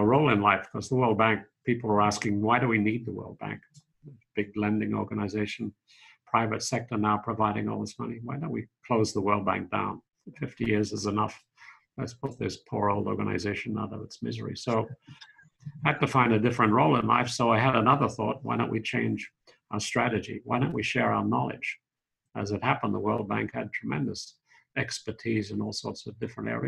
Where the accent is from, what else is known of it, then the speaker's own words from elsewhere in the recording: Sydney, New South Wales, Australia; moved away as an adult; also born or lived in Oxford; now in Washington, D.C., United States; Born in Sydney. I grew up there and I studied psychology and law at Sydney University